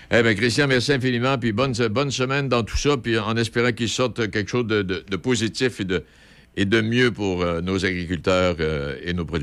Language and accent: French; Saint-Alban, Quebec, Canada; je suis de Saint-Alban.